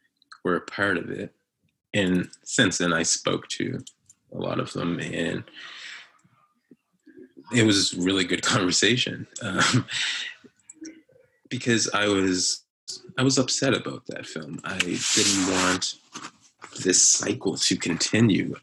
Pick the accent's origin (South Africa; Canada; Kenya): Canada; North Preston, Nova Scotia; growing up in North Preston